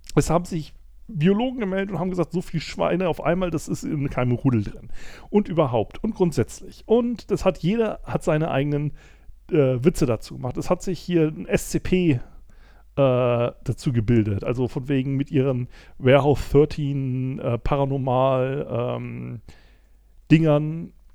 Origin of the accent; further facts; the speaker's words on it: Germany; Ich weiß als Deutscher